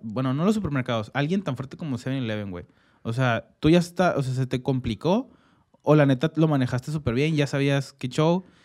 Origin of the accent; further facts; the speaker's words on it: Mexico; como mexicanos